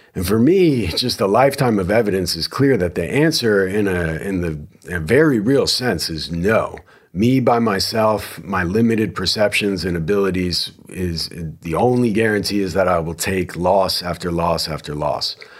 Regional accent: New Jersey, United States; now in Texas, United States; I am from New Jersey

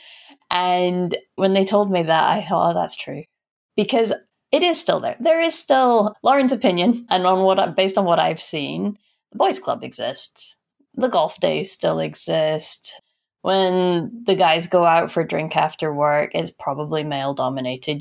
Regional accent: Aberdeen, Scotland, United Kingdom; I was born in Aberdeen, and Aberdeen was very oil and gas focused.

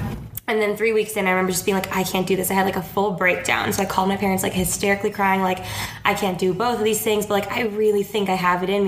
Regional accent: Orange County, California, United States; I am 24 years old. I grew up in Orange County, California, so not too far from LA.

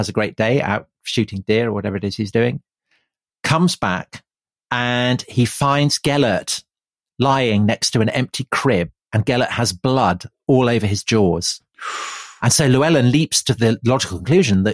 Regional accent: England, United Kingdom; we're English as well.

